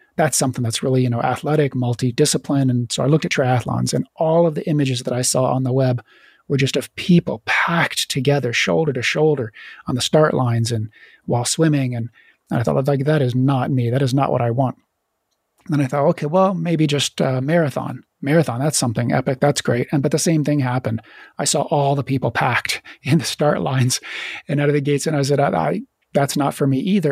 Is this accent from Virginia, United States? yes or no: yes; Virginia, United States; moved away; also born or lived in Florida / Idaho; I grew up in Virginia